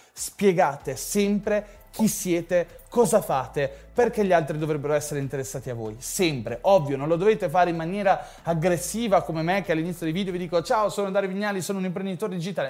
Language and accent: Italian; Ferrara, Emilia-Romagna, Italy; io sono di Ferrara, sono nato a Ferrara